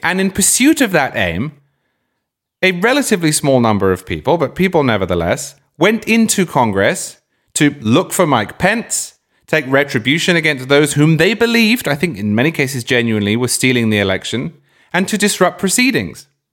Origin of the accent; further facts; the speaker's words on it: Cambridge, East of England, United Kingdom; moved away; also born or lived in Oxford; I grew up in Cambridge, I went to university in Oxford